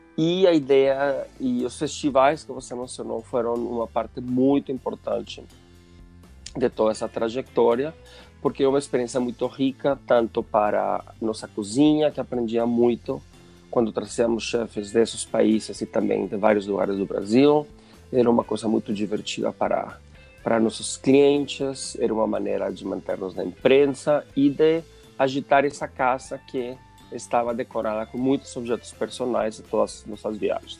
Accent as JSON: {"language": "Portuguese", "country": "Mexico", "second_language": "Portuguese", "moved": "yes", "lives_now": "São Paulo, Brazil", "said": "sou mexicano"}